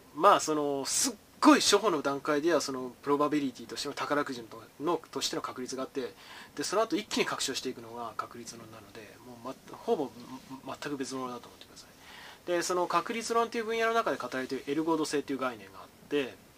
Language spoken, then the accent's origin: Japanese; Japan; 我々日本人